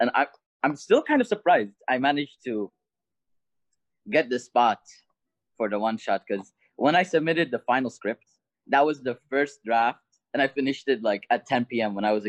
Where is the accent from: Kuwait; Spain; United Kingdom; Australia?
Kuwait; Oh, I'm Kuwaiti.